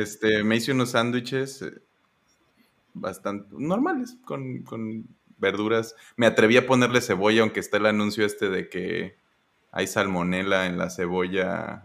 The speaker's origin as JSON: {"language": "Spanish", "region": "Michoacán", "country": "Mexico", "moved": "yes", "lives_now": "Mérida, Mexico", "said": "ahorita en Mérida, pero soy de Michoacán"}